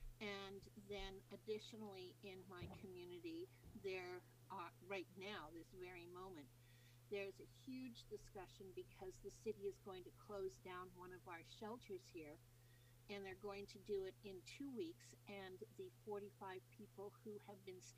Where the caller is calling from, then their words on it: British Columbia, Canada; Well, I'm chiming in from Canada, from British Columbia.